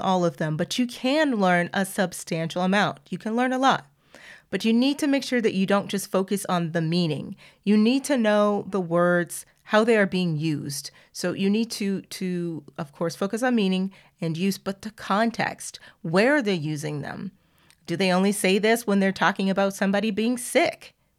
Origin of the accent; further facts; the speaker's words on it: the South, United States; I'm from the South, and we have our own phrases